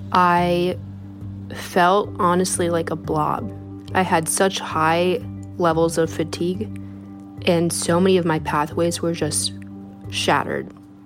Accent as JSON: {"language": "English", "town": "Green Bay", "region": "Wisconsin", "country": "United States", "also_born_or_lived": "Philadelphia", "moved": "yes", "said": "Today I'm sitting in Washington Square Park in Philadelphia. I'm from Wisconsin, Green Bay, Wisconsin. And I'm 26 years old."}